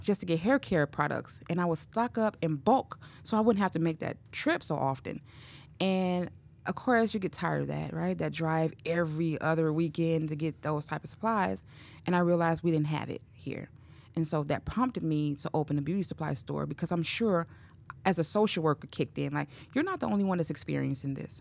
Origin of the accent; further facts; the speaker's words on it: Chicago, Illinois, United States; moved away as an adult; now in Cedar Rapids, United States; I grew up in Chicago, um, on the west side of Chicago, to be specific. Um, was there all my life